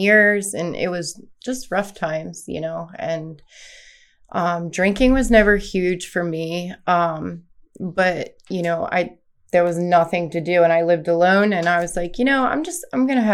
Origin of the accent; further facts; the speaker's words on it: Westminster, Maryland, United States; I am from Westminster, Maryland